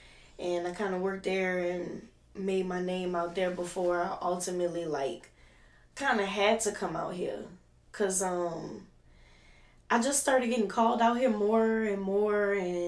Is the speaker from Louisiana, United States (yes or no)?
yes; Baton Rouge, Louisiana, United States; moved away as an adult; now in New Orleans, United States; I was raised in Baton Rouge. I went to high school in Baton Rouge and everything.